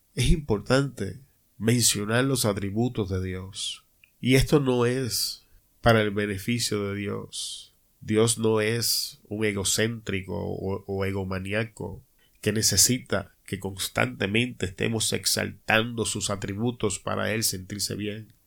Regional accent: Puerto Rico; como decimos en mi país, Puerto Rico

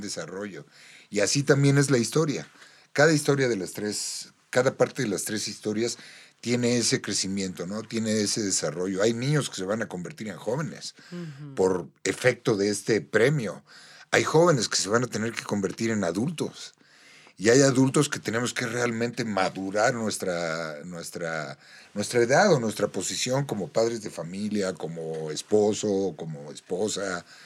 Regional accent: Mexico; nosotros los mexicanos

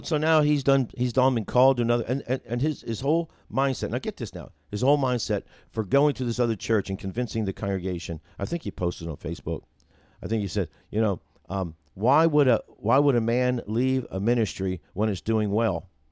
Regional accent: New Jersey, United States; also born or lived in Carneys Point, New Jersey / Mickleton, New Jersey; now in Union, Missouri, United States; growing up in New Jersey

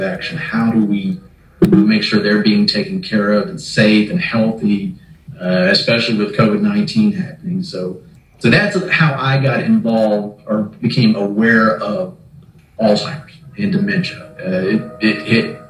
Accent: Waco, Texas, United States; I was born and raised here in Waco

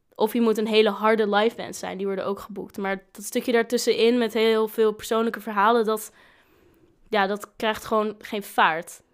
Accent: Groningen, Netherlands; moved away as an adult; now in Leeuwarden, Netherlands; ik kom uit Groningen

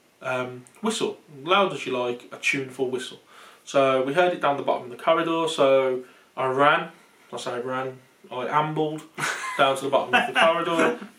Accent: not far from Smethwick, West Midlands, United Kingdom; accent: local Smethwick-area accent; So anyone from the UK can probably tell by our accent that we're not far from Smethwick.

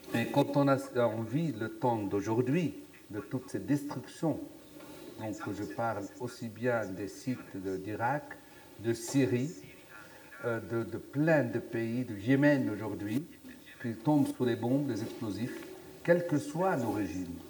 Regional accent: Aurès, Algeria; also born or lived in Sahara; je suis né dans les Aurès, sous les montagnes, donc des Aurès

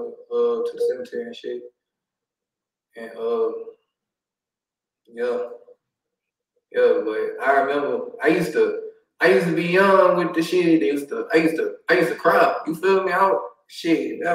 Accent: Houston, Texas, United States; I'm on the north side, but I grew up in 59 by Rosewood, Homestead area too

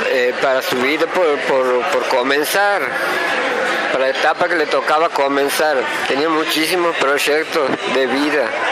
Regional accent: Loreto, Santiago del Estero, Argentina; somos de Loreto, una ciudad situada a 60 kilómetros al sur de la capital de Santiago del Estero

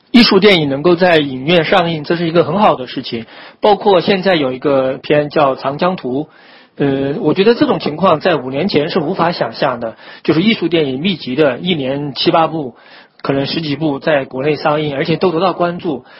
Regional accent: China; 我们就中国人

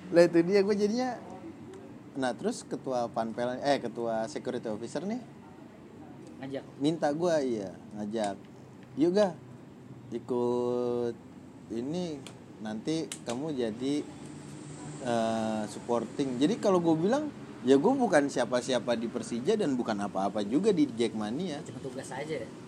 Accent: Jakarta, Indonesia; nah kebetulan gua anak bola dan gue juga anak Jakarta segala macem

